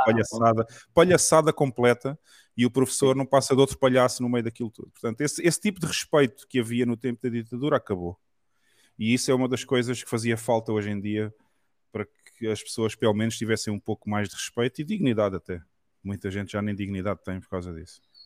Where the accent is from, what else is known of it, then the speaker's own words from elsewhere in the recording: Portugal; accent: Portuguese of Portugal; also born or lived in Brazil; o português de Portugal que eu falo normalmente